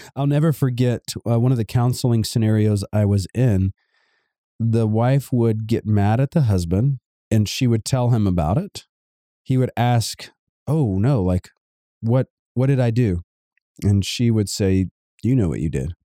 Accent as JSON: {"language": "English", "town": "Savannah", "region": "Georgia", "country": "United States", "said": "I come from Georgia, Savannah, Georgia, to be exact"}